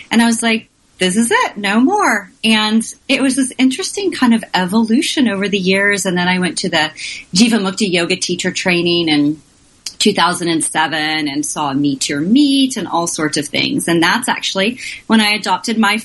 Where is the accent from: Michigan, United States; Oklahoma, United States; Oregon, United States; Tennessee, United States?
Oklahoma, United States; now in Washington, D.C., United States; I'm from Oklahoma, the exciting world of Oklahoma, and my parents had cows